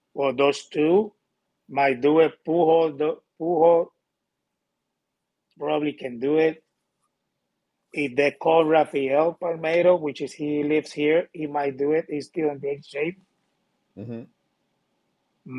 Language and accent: English; Puerto Rico; moved away; That's where I'm from. I come from Puerto Rico